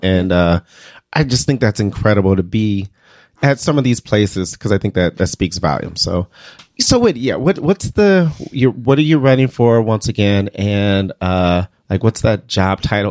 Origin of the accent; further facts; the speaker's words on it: Detroit, Michigan, United States; now in Iowa, United States; growing up in Detroit